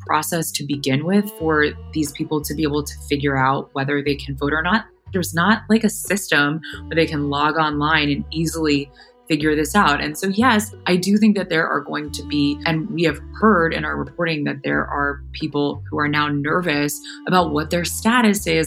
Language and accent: English; Florida, United States; my home state of Florida